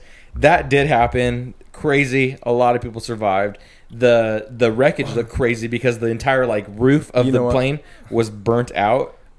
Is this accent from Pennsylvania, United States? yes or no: no; Fresno, California, United States; Because we're from Fresno area, son.